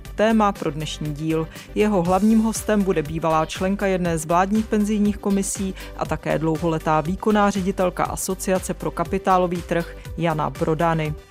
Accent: Czechia; jsme na tom jako Češi

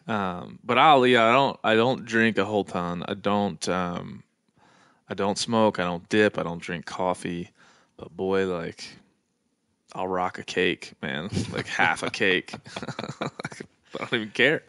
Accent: East Coast, United States; i'm from the East Coast and I'm Irish

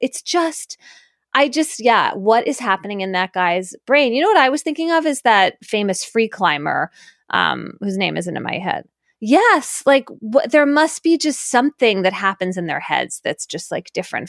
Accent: Philadelphia, Pennsylvania, United States; moved away; also born or lived in New Haven; I grew up in Philadelphia and then moved to New Haven, 2 cities hard hit by crack.

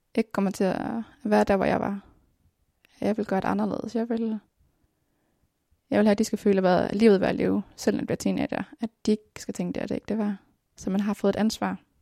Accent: Denmark; also born or lived in Colombia; Jeg er dansker, jeg er dansk statsborger

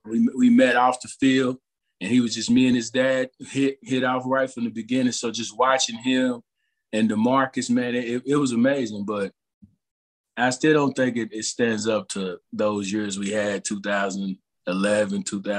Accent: Texas, United States; I'm a Texan at heart

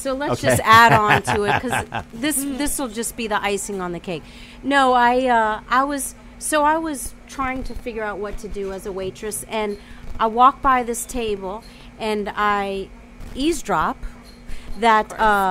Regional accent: New Orleans, Louisiana, United States; growing up in New Orleans.

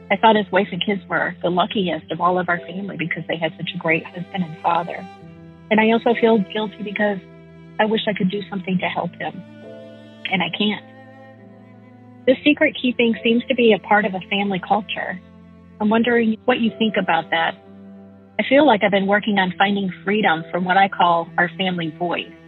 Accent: Midwest, United States; I grew up in the Midwest in a family of six.

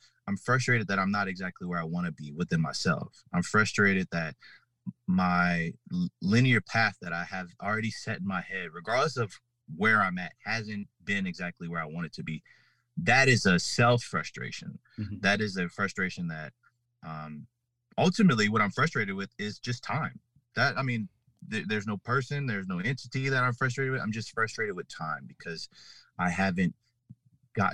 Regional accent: New Orleans, Louisiana, United States; growing up in New Orleans

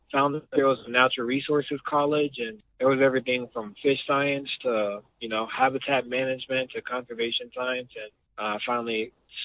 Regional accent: Denver, Colorado, United States; also born or lived in Fort Collins, Colorado / Boulder, Colorado; I'm originally from Denver, Colorado

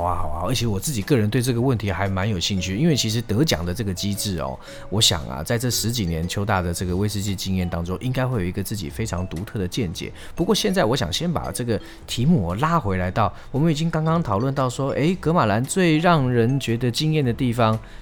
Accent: Taiwan; 我们台湾人

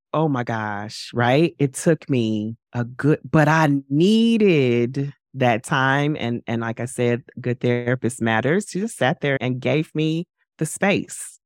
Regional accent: St. Louis, Missouri, United States; moved away as an adult; now in New York, United States; I relocated from my hometown, from Saint Louis to New York in twenty twenty-one

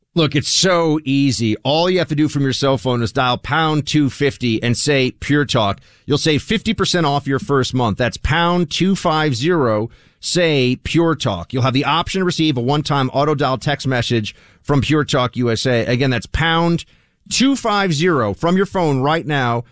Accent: New York, United States; I grew up here in New York

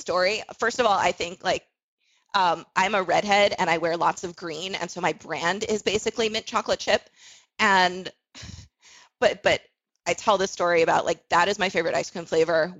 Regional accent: South Florida, United States; I grew up in South Florida

